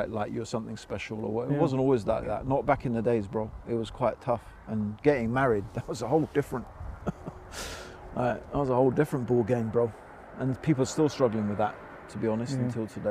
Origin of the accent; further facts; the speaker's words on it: United Kingdom; being white, being British